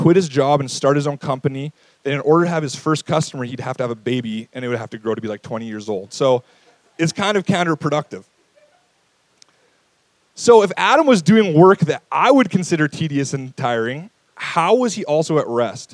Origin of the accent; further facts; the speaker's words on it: St. Albert, Alberta, Canada; I grew up in St. Albert